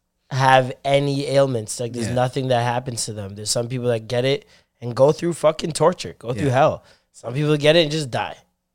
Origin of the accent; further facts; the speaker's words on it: Ontario, Canada; people in Canada, outside of Ontario, talk about us like we're American.